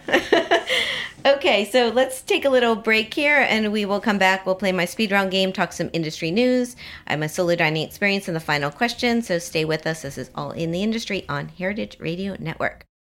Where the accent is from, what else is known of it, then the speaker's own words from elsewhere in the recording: Miami, Florida, United States; moved away; My hometown of Miami